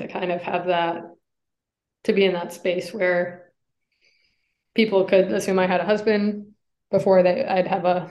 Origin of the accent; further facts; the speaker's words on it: Ann Arbor, Michigan, United States; moved away; I grew up in Michigan, and I was in Ann Arbor